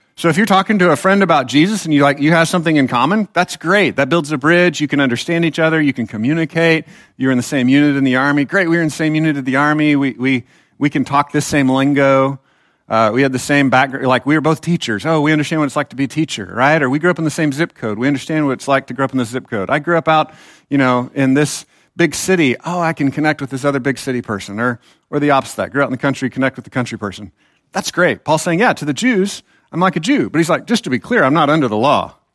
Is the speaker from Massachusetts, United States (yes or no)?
no; Texas, United States; I actually am a Texan